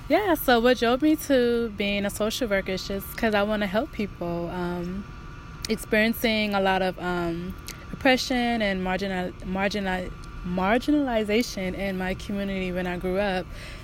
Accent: Long Beach, California, United States; I grew up in Long Beach, born and raised.

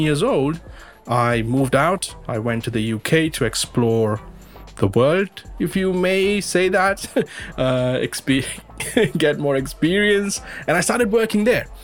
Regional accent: Mumbai, Maharashtra, India; moved away as an adult; also born or lived in United Kingdom / Colombia; now in Ontario, Canada; I was born in India. I was born in the western part of India. Uh, people are aware of Bombay or Mumbai as it's now

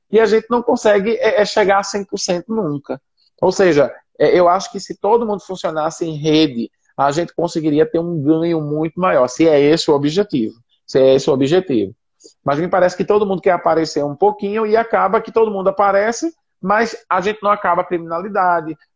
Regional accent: Senegal; born there; Eu nasci aqui no Senegal.

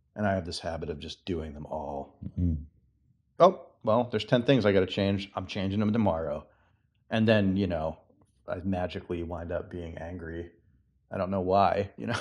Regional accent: Massachusetts, United States; moved away; I'm from Massachusetts

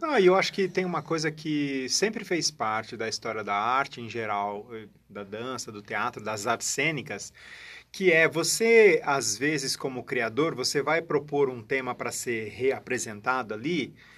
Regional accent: Barbacena, Minas Gerais, Brazil; moved away; also born or lived in São Paulo; quando eu era criança, moço lá em Barbacena

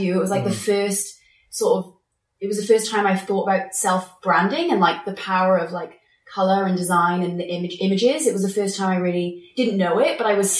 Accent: South Wales, United Kingdom; I was born in Wales, a really small sort of village. It's like a little town. South Wales

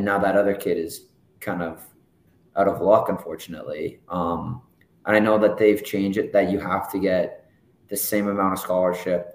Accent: Mississauga, Ontario, Canada; also born or lived in Toronto; at the age of 6, we moved from Toronto to Mississauga

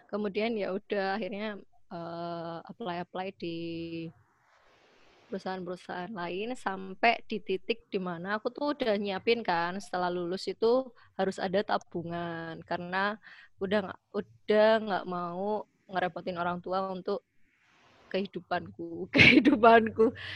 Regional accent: Surabaya, East Java, Indonesia; kan aku asli Surabaya ya.

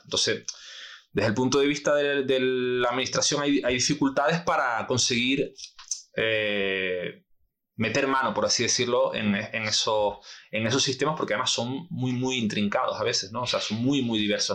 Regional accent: Canary Islands, Spain; nosotros como canarios

